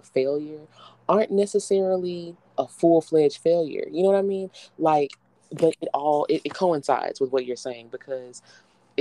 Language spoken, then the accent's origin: English; Houston, Texas, United States; I'm from Houston. So I say humble because we have a area called humble here.